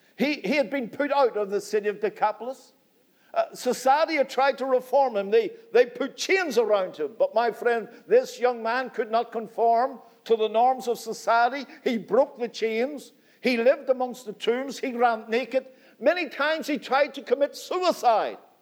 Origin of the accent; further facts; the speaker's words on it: Northern Ireland, United Kingdom; I come from Northern Ireland